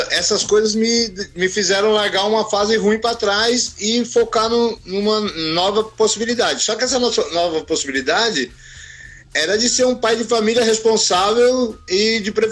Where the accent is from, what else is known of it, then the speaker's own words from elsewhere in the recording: São Paulo, Brazil; eu, eu vim da quebrada, eu nasci, nasci e fui criado no Itaim Paulista. É, na minha infância, nos anos 70, eu morava num bairro, né? Eu nasci em 72, então eu cresci uhum. no Itaim Paulista nos anos 70 e 80.